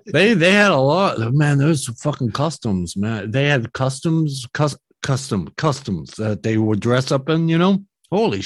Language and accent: English; Philadelphia, Pennsylvania, United States; I was born in Philly